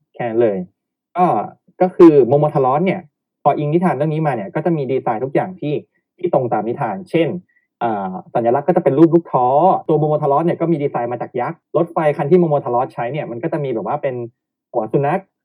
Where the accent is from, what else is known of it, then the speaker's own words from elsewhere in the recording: Thailand; เราเป็นแฟนคลับจากไทย